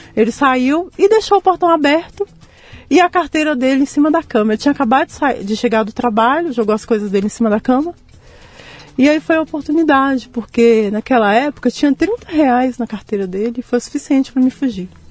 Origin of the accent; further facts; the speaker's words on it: São João Evangelista, Minas Gerais, Brazil; moved away; also born or lived in Guanhães, Minas Gerais; João Evangelista, que é onde eu vivi, que eu cresci